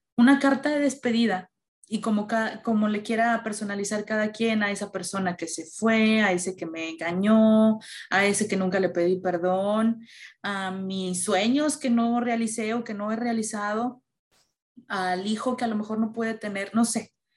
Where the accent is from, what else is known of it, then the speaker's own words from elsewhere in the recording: Mexico; Como mexicanos tenemos las calaveritas y todo eso